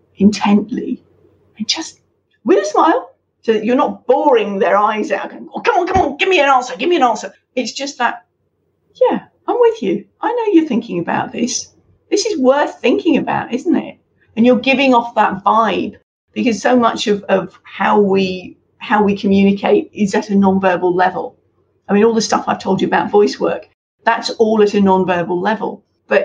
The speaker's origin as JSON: {"language": "English", "country": "United Kingdom", "said": "Now, again, I can say that as a Brit because we were introduced to this, when I was back at university in linguistics"}